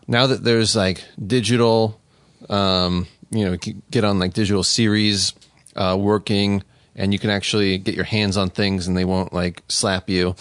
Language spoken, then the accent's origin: English; Las Vegas, Nevada, United States; moved away as an adult; I grew up in Las Vegas